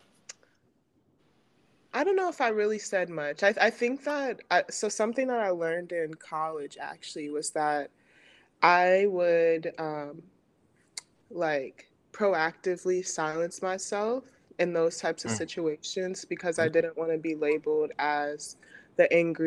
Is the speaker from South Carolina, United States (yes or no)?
no; Central New Jersey, United States; also born or lived in Indiana; I'm from Central New Jersey